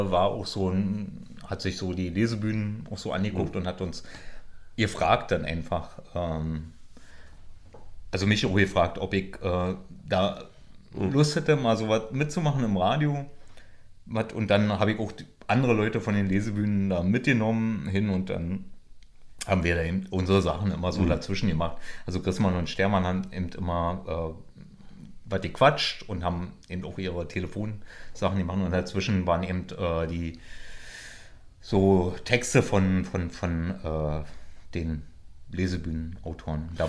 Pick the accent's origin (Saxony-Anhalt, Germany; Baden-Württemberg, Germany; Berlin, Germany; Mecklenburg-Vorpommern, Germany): Berlin, Germany; wohne nicht mehr im Krankenhaus, wo ich geboren bin.